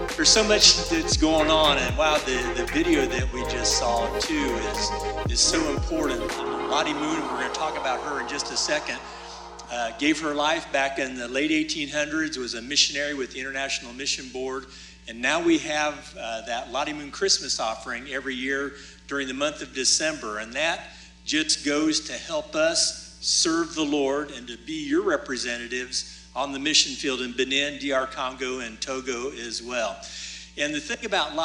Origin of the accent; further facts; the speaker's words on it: Dayton, Ohio, United States; moved away as an adult; also born or lived in Africa; I grew up in Dayton, Ohio, just up the road here